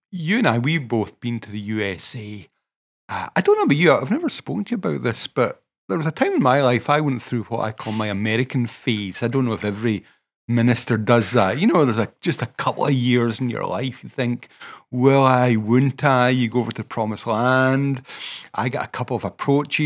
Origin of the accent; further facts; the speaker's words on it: Scotland, United Kingdom; accent: Scottish; I've got a Scottish accent. I know the Scottish culture. I am very Scottish